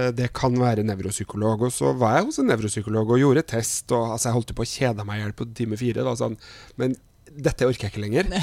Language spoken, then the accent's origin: Norwegian; Trondheim, Trøndelag, Norway; er jeg fra Trondheim.